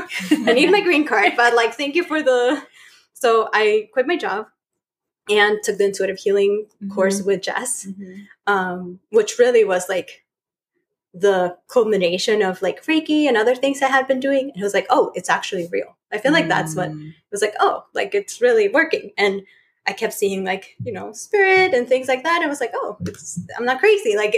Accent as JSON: {"language": "English", "country": "Chile", "tie": "born or raised there", "moved": "as an adult", "said": "I was born in Chile and I'm from Chile. And I moved here like 5 years ago."}